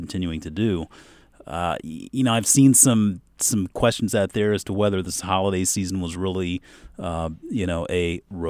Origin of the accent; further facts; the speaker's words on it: Mount Pleasant, South Carolina, United States; There was a place growing up where I grew up in Mount Pleasant, South Carolina, right over the bridge from Charleston.